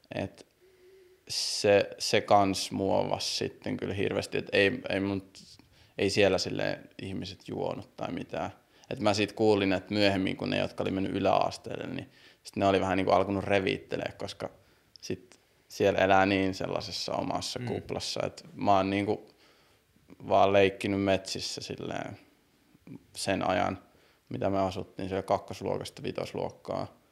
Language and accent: Finnish; Siilinjärvi, North Savo, Finland; born or raised there; moved away; also born or lived in Brussels, Belgium / Kuopio / Helsinki